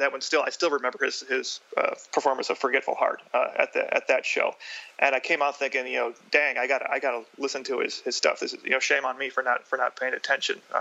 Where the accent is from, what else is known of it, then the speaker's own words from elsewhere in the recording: Detroit, Michigan, United States; I grew up in Detroit, so I was very big into Motown